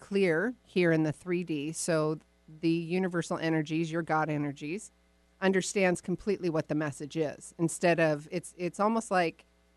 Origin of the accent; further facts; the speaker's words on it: Woodinville, Washington, United States; my hometown